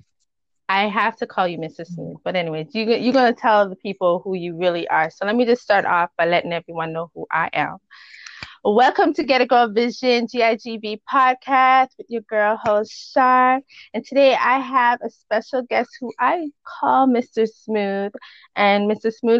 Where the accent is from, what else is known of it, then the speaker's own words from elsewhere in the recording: Canada; accent: West Indian; I am Canadian